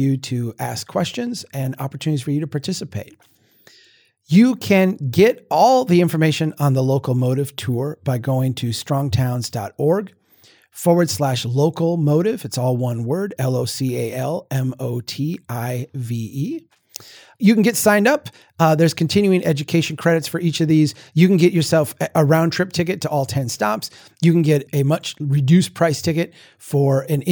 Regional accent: Minnesota, United States; I'm from Minnesota

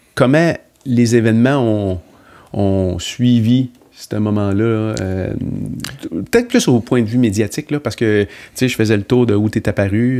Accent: Sainte-Agnès-de-Bellecombe, Quebec, Canada; je viens de Sainte-Agnès-de-Bellecombe

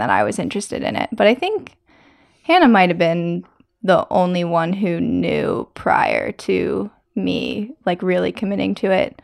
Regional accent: Maryland, United States; now in North Carolina, United States; I grew up climbing on the Earthtrax climbing team in Maryland

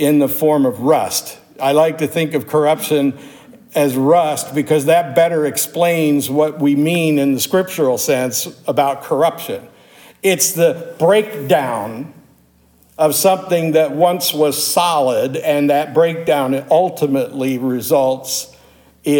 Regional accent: Pittsburgh, Pennsylvania, United States; also born or lived in Louisville metropolitan area; now in Louisville, United States; I grew up in Pittsburgh, Pennsylvania

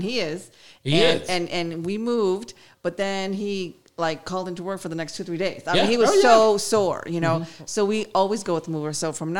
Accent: Chicago, Illinois, United States; I'm from Chicago.

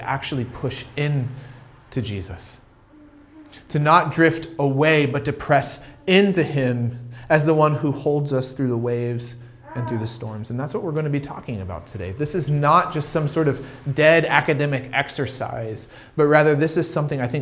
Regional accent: United States; moved away; I grew up in America

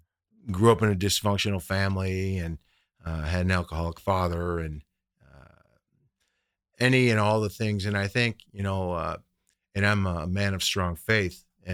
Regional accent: Midwest, United States; So, but anyways, getting to my story, I grew up in the Midwest

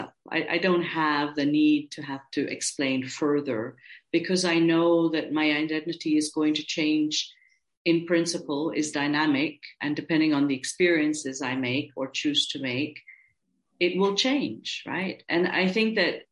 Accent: India; now in Austria; I'm an Indian-born Austrian citizen

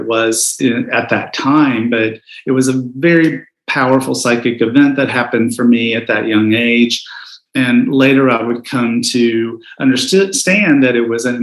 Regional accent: Southeast, United States; also born or lived in Knoxville, Tennessee; I grew up gay in the Southeast

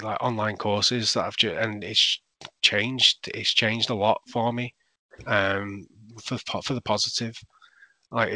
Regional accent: Salford, North West England, United Kingdom; also born or lived in Manchester; I grew up in Salford, but it was always Manchester

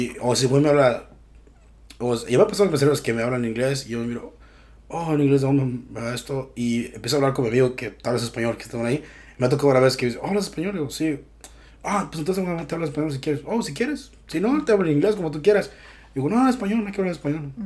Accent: Mexico; moved away; soy mexicano

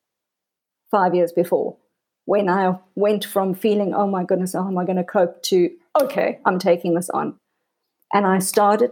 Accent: South Africa; also born or lived in Cape Town; I was born in South Africa. I live in a beautiful city called Cape Town.

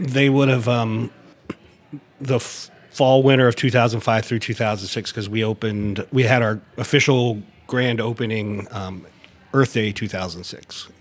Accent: near Harrisburg, South Central Pennsylvania, United States; now in Baltimore, United States; I'm from South Central Pennsylvania, um, right outside of Harrisburg, PA. Um, I relocated to Baltimore 1991

